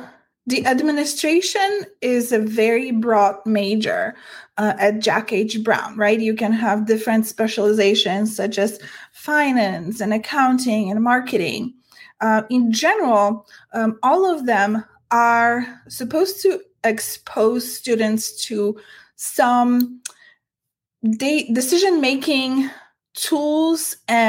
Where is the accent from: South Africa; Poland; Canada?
Poland; now in United States; I am an immigrant myself. I came to the US from Poland, and I am a woman.